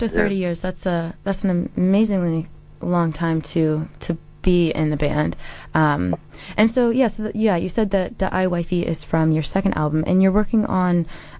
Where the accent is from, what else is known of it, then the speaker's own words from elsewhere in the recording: United States; moved away as an adult; also born or lived in Dunedin, New Zealand; now in New Zealand; I'm from the States, so I head back home in at the end of November.